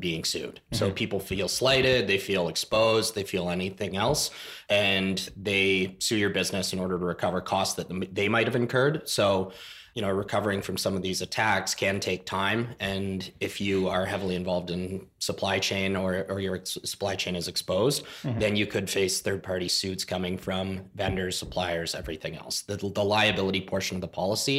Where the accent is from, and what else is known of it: Canada